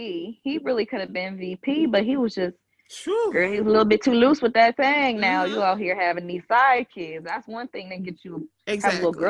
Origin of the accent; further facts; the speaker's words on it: California, United States; You know, I'm from California, so you know that's our old governor.